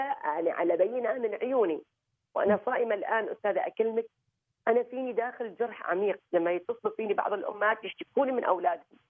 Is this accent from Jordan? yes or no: no; Oman; غرسنا في هذا البلد